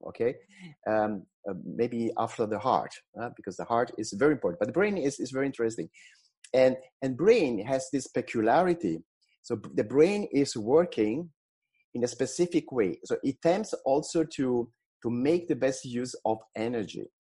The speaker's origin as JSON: {"language": "English", "region": "Tuscany", "country": "Italy", "tie": "born or raised there", "said": "I was born in Italy in a in a small village on on the sea in Tuscany"}